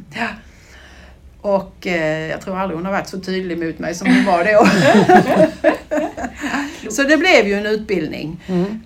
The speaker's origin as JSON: {"language": "Swedish", "area": "Brodda stud farm", "region": "Skåne", "country": "Sweden", "tie": "born or raised there", "said": "jag är ju då eh, född och uppvuxen i eh, på stallgången som jag brukar säga ute på Bråda stuteri"}